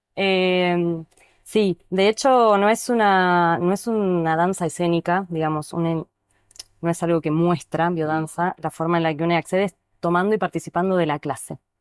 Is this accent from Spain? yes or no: no; Neuquén, Argentina; also born or lived in La Plata / Buenos Aires; now in El Bolsón, Argentina; crecí en Neuquén, viví unos años en La Plata, conocí la biodanza, estudié en Buenos Aires